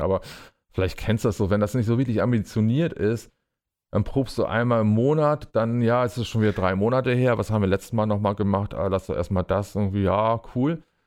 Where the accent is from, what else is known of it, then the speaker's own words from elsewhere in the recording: Bremen, Germany; ich bin äh, tatsächlich in Deutschland, in meiner Heimatstadt Bremen geboren